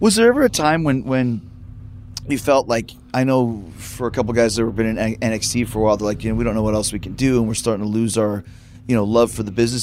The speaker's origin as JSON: {"language": "English", "town": "Winnipeg", "region": "Manitoba", "country": "Canada", "tie": "born or raised there", "said": "my hometown"}